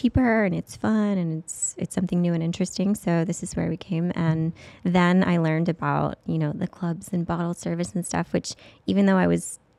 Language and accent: English; Modesto, California, United States; moved away as an adult; also born or lived in San Diego, California; now in Las Vegas, United States; Didn't want to go back to my hometown because I'm not fond of my hometown.